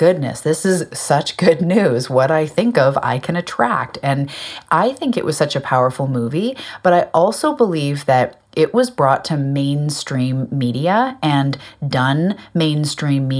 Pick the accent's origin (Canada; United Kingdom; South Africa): Canada; I'm a Canadian. I live on an island off the west coast of Canada called Vancouver Island